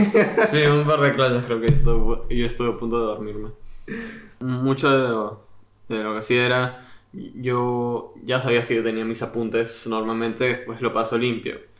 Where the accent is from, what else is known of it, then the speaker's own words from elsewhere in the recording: Peru; now in England, United Kingdom; yo vengo de Perú, que gana como dos años seguidos destino culinario mundialmente